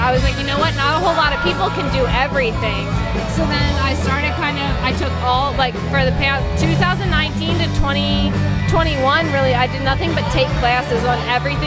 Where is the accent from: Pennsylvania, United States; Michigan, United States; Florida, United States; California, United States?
Pennsylvania, United States; moved away; also born or lived in Texas; I'm originally born and raised in Pennsylvania